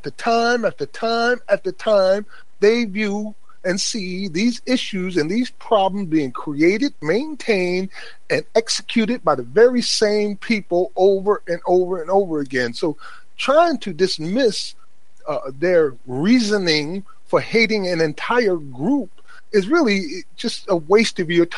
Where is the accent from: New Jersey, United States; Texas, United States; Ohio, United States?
New Jersey, United States; Paterson; I was raised in Paterson, New Jersey, in a black neighborhood by black family